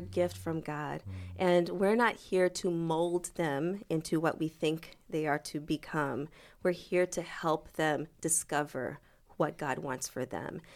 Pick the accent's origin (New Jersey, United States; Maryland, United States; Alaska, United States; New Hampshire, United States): New Hampshire, United States; Manchester; first language French; English is a second language; moved away as an adult; also born or lived in Boston, Massachusetts / St. Louis, Missouri / Cleveland, Ohio; I was born in Boston. Okay. And raised in Manchester, New Hampshire.